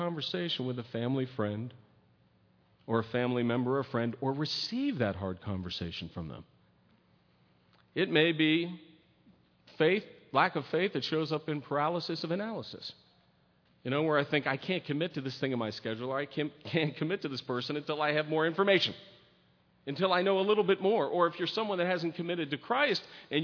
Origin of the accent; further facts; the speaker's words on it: United States; I was born and raised in America